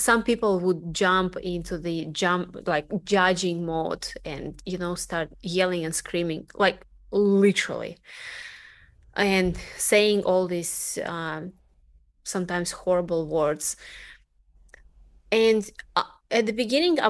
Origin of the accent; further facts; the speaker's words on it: Russia; English is a second language; moved away as an adult; also born or lived in Delray Beach, Florida; being Russian in America